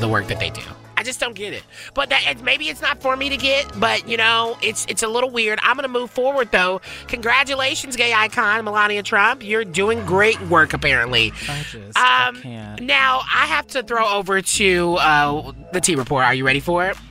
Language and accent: English; the South, United States; now in Los Angeles, United States; When I was growing in the South